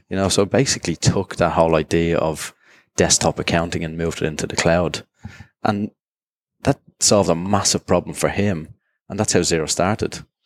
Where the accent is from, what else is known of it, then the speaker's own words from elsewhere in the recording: Dublin, Leinster, Ireland; moved away as an adult; also born or lived in Jersey; now in Singapore; originally from Dublin and grew up there